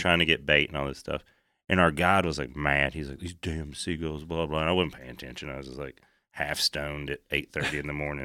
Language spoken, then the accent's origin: English; East Tennessee, United States; I come from East Tennessee